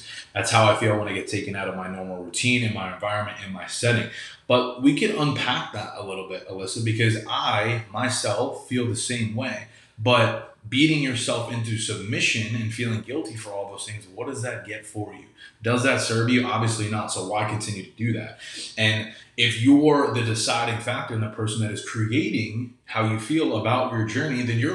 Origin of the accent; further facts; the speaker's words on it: New York, United States; also born or lived in Kelowna, British Columbia; now in Florida, United States; I grew up in New York and I live in Florida